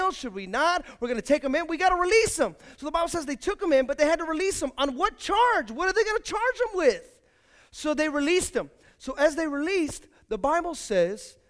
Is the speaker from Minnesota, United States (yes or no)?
no; Hayward, California, United States; also born or lived in Fremont / Union City / San Leandro / San Lorenzo; I grew up here in Hayward